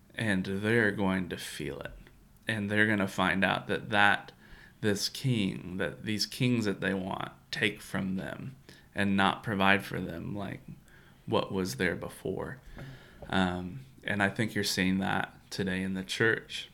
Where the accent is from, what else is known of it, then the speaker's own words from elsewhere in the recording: Kentucky, United States; also born or lived in Florida; growing up in Kentucky